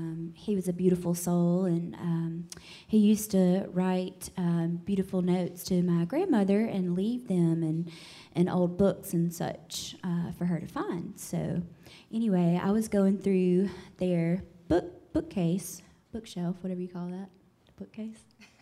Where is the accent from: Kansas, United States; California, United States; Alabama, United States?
Alabama, United States; Fairhope; That's where I live. I'm from Fairhope, Alabama.